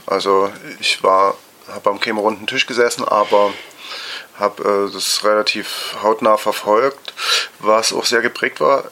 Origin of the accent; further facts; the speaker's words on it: Dresden, Saxony, Germany; ich bin 1978 geboren in Dresden und auch dort aufgewachsen